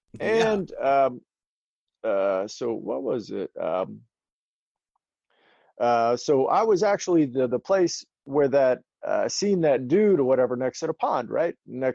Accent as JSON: {"language": "English", "town": "Charleston", "region": "South Carolina", "country": "United States", "said": "I'm from James Island too."}